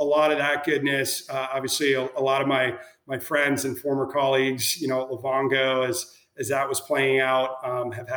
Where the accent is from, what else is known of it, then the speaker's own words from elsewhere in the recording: Minnesota, United States; now in Chicago, United States; I was born and raised in Minnesota